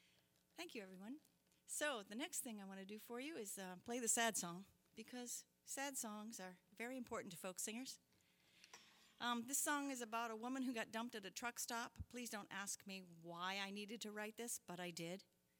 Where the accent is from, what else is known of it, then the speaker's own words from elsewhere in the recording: Maine, United States; I'm here from Maine, so when I wrote this song, it was pretty poignant that we should do it together.